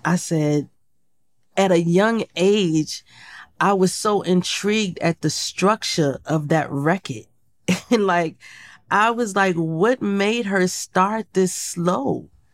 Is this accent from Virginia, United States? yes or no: yes; Portsmouth, Virginia, United States; moved away; I grew up in Portsmouth, Virginia.